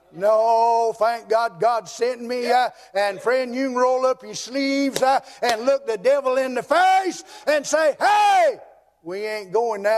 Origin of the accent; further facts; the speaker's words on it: United States; moved away; I was gone from Surrey County for 31 years, and the Lord finally let me move back home. I live in my grandpa's old house down here on Twin Oak Road where I was raised